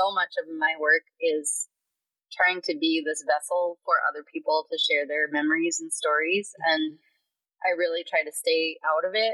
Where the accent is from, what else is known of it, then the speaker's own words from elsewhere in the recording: Minneapolis, Minnesota, United States; growing up in North Minneapolis as a young black kid with all these other talented young